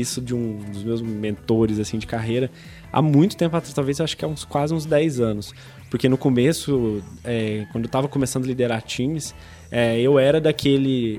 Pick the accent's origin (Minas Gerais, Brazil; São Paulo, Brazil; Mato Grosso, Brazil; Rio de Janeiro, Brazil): Minas Gerais, Brazil; São Lourenço; moved away; Eu, eu sou do, do, interior de Minas Gerais, de uma cidade de São Lourenço, cidade das águas minerais de São Lourenço.